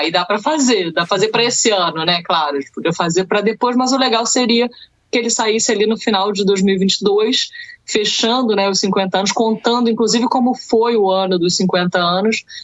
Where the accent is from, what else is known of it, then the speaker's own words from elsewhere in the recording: Niterói, Rio de Janeiro, Brazil; Eu sou de Niterói